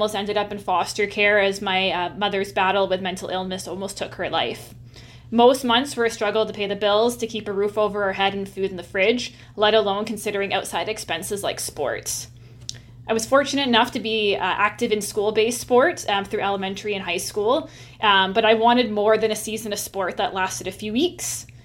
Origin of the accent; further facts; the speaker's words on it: Nanaimo, British Columbia, Canada; my hometown in Nanaimo